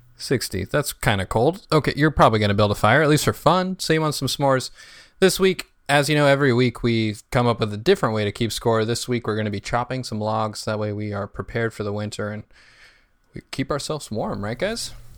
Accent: New York City, New York, United States; I'm from Brooklyn

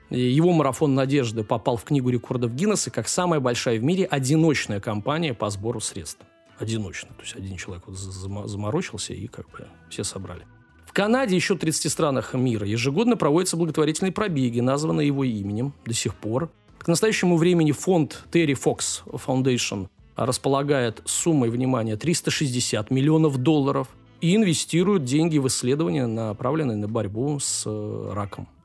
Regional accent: Ukraine; так как я из Украины

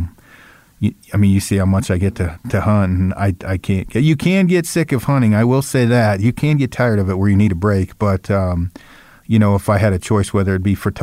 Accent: Oregon, United States; The Pacific Crest Trail, it's in Oregon. It runs kind of right by my hometown

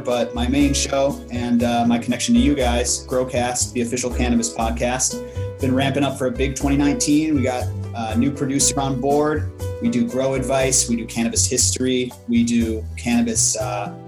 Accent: Illinois, United States; my home state of Illinois

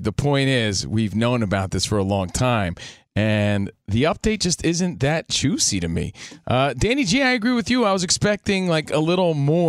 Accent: East Coast, United States; now in Los Angeles, United States; we're from the East Coast

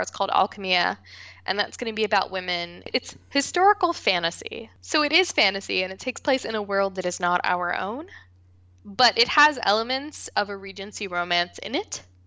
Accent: West Virginia, United States; moved away; I am originally from West Virginia

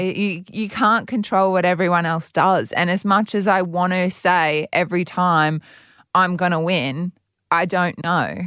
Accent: Brisbane, Queensland, Australia; also born or lived in Adelaide, South Australia; I've been in Queensland since I was two in Brisbane

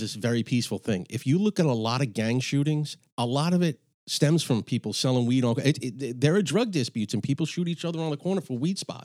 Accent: New York City, New York, United States; I grew up in Astoria, Astoria, Queens

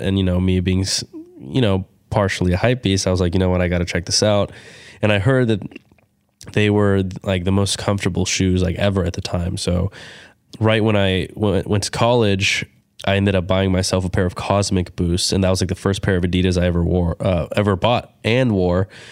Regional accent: California, United States; growing up in California

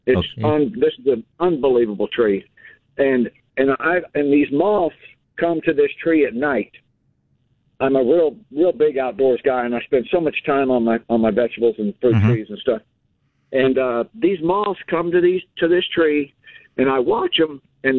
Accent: San Antonio, Texas, United States; now in Fulshear, United States; And I grew up in San Antonio in the Harlandale area.

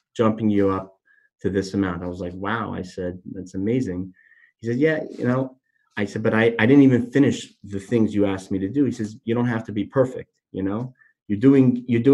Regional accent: Miami, Florida, United States; moved away as an adult; now in New York, United States; I'm not from New York originally, I'm from Miami

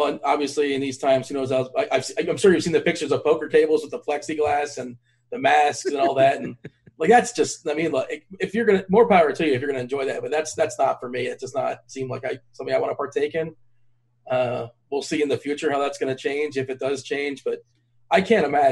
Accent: South Florida, United States; I grew up in South Florida, which is a melting pot as is

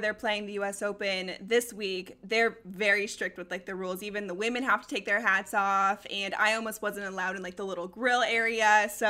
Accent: Colorado, United States; moved away; also born or lived in Denver; We both grew up in Colorado.

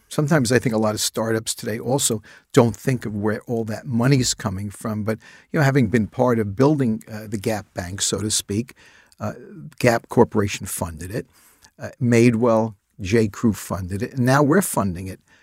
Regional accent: New York City, New York, United States; I spent my childhood years growing up in the Bronx

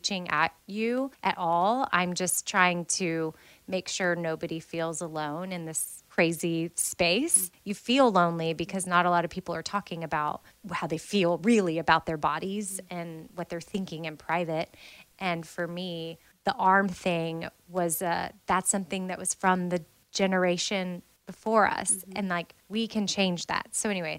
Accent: United States; I'm American

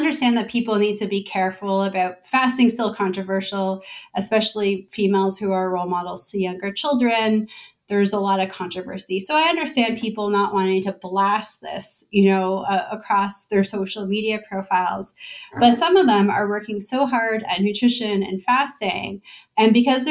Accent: Toronto, Ontario, Canada; moved away as an adult; now in Bay Area, United States; My family is in Canada. I'm originally from Toronto. I'm only new to the Bay Area.

